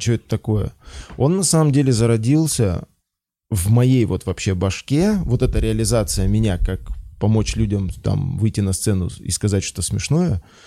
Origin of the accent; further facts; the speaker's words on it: Belarus; moved away as an adult; now in Moscow, Russia; я из Беларуси